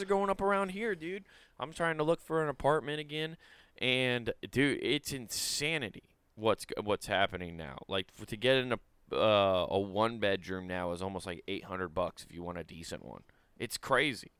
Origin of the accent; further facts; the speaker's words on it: Council Bluffs, Iowa, United States; moved away; also born or lived in Utah; I'll say I'm from Council Bluffs. Like when I lived mm. in Utah, I said I was from Council Bluffs, uh, Iowa